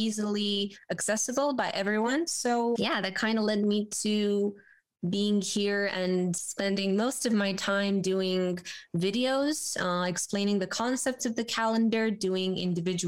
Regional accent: Romania; born and raised in Romania

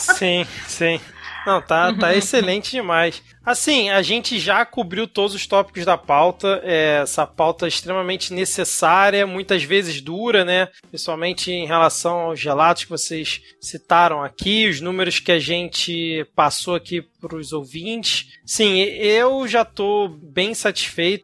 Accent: Rio de Janeiro, Brazil; nós somos aqui do Rio de Janeiro

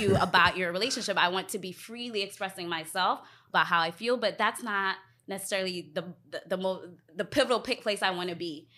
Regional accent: Alexandria, Virginia, United States; also born or lived in Ghana; now in Washington, DC, United States; I am from Ghana. I was born in Ghana and raised, um, outside of D C, Alexandria.

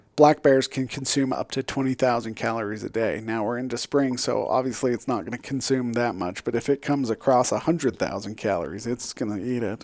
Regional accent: Utah, United States; I come from Utah

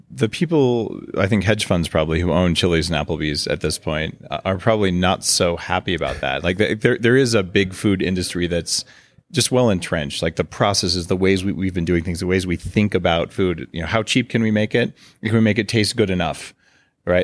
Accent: United States; moved away as an adult; now in Victoria, Canada; I'm a permanent resident, but I'm American.

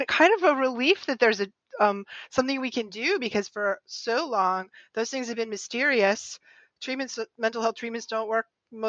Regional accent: New England, United States; I'm from New England and we're Puritans over here.

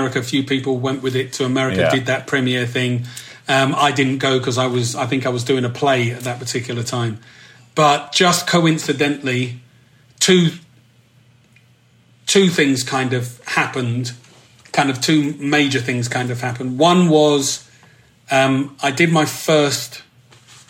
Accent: London, United Kingdom; moved away as an adult; I saw myself very much as a Londoner

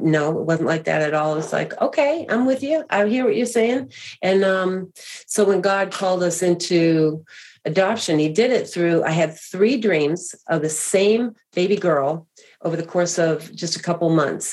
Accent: Boston, Massachusetts, United States; I grew up actually in Boston, Massachusetts, the greater Boston area

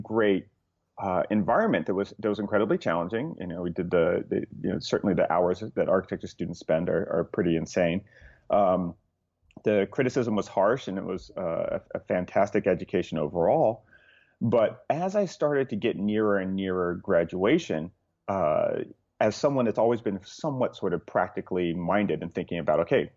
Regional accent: Southern California, United States; So I grew up in Southern California

